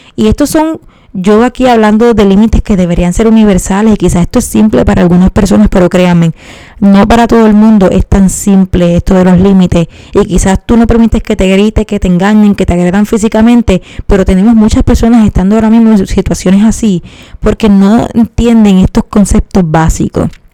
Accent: Puerto Rico; cómo somos los puertorriqueños

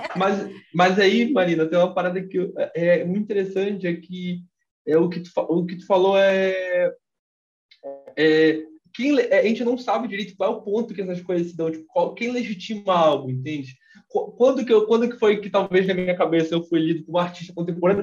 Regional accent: Belém, Pará, Brazil; Eu sou de Belém

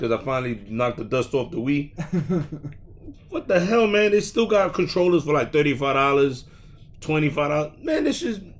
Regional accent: New York City, New York, United States; I'm from Brooklyn.

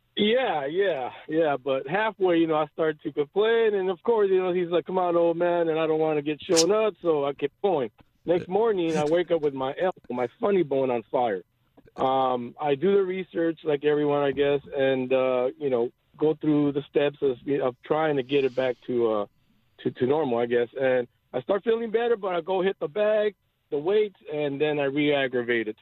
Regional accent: Los Angeles, California, United States; moved away as an adult; now in Bakersfield, United States; I grew up in L.A.

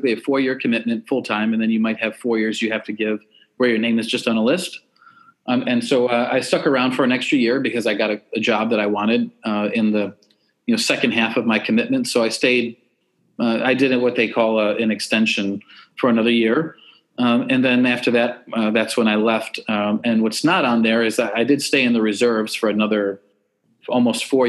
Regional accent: Western New York, United States; now in Austin, United States; I grew up in Western New York

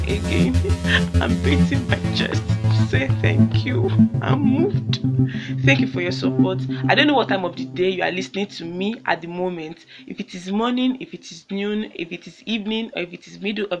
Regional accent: Kogi, Nigeria; moved away as an adult; now in Damaturu, Nigeria; I'm from Kogi State and I'm an Ebira girl

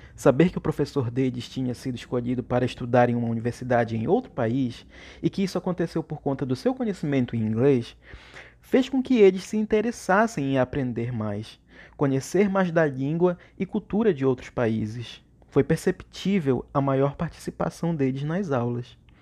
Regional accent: Cametá, Pará, Brazil; sou de Cametá, uma bela cidade no interior do Pará, situada à margem, às margens do rio Tocantins. Foi em Cametá que sempre vivi

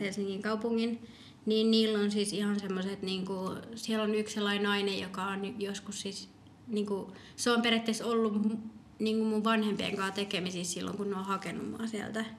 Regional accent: Finland; also born or lived in Medellín, Colombia; mä tulin ihan pienenä

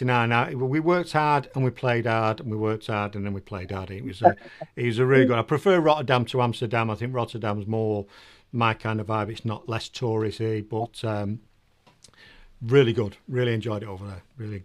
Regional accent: Manchester, North West England, United Kingdom; accent: Northern; also born or lived in Holland / Doncaster / Preston; now in Nuneaton, United Kingdom; No, I'm from Manchester originally.

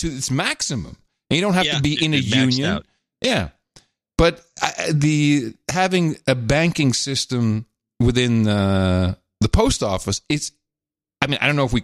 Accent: Netherlands; moved away; Growing up in Holland, in the Netherlands

